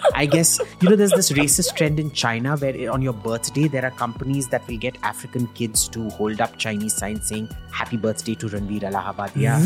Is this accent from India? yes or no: yes; India; being an Indian